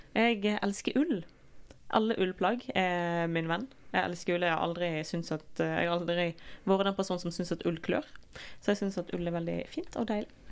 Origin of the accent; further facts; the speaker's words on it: Norway; vi er nordmenn